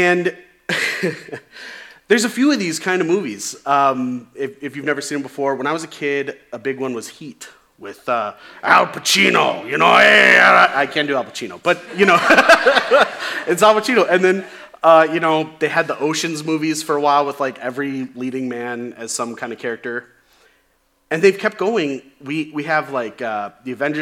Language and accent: English; Chicago, Illinois, United States; when I was a kid, growing up in the Chicagoland area